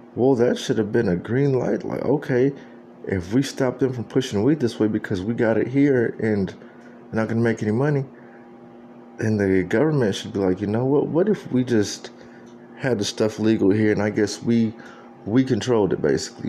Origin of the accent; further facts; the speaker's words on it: San Antonio, Texas, United States; moved away; that's where I'm from. That San Antonio